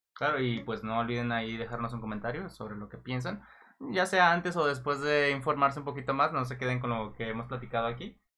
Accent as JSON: {"language": "Spanish", "country": "Mexico", "said": "yo como mexicano"}